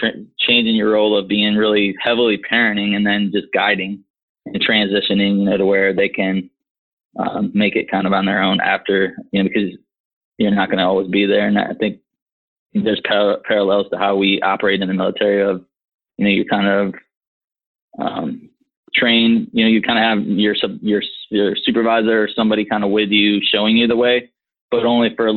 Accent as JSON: {"language": "English", "region": "Michigan", "country": "United States", "tie": "born or raised there", "moved": "yes", "said": "we were growing up in Michigan"}